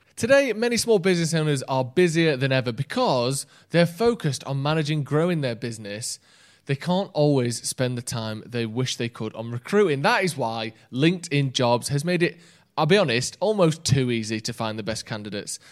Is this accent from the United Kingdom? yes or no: yes; England, United Kingdom; I haven't got an English passport, no, but I've lived here all my life